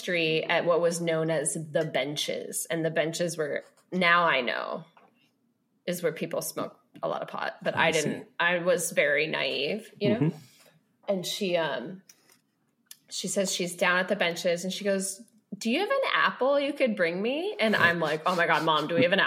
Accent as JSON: {"language": "English", "town": "Sonoma", "region": "California", "country": "United States", "tie": "born or raised there", "said": "I had to transition to public high school. Which I was happy to do. Like I hated Catholic school. And plus it's also the only high school in Sonoma"}